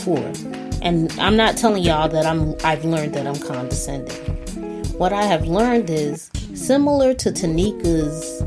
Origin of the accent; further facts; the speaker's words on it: Barbados; I'm from Barbados